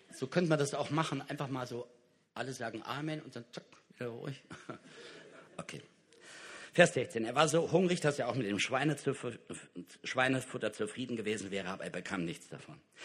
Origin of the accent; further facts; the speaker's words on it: Kassel, Hesse, Germany; in Kassel, da wo ich herkomme